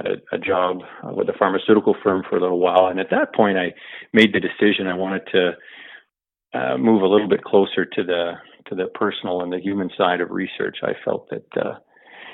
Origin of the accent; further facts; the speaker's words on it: Alberta, Canada; I grew up in pretty much exclusively in Alberta, but not in one center